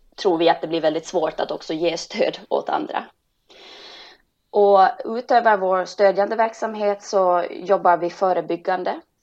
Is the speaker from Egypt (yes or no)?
no; Finland; moved away as an adult; also born or lived in Helsinki; now in Stockholm, Sweden; Och jag kommer egentligen från Finland och har bott nu i Stockholm i 20 år